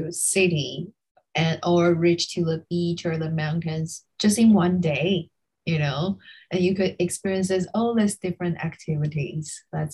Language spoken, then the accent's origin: English; Kaohsiung, Taiwan; I'm originally from Kaohsiung.